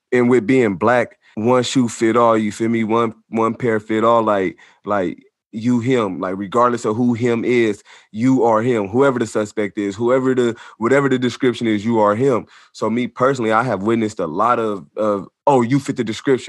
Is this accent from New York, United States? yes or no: no; Sacramento, California, United States; also born or lived in Long Beach, California; I'm from Sacramento, California, born in Long Beach, California, though